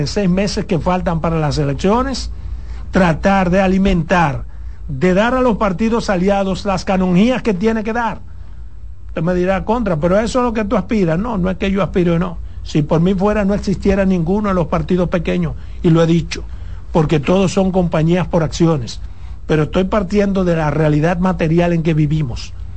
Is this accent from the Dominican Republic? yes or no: yes; Dominican Republic; como dominicano